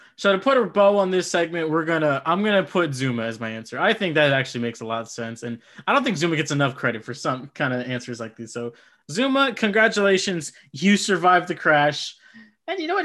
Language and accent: English; Midwest, United States; born or raised there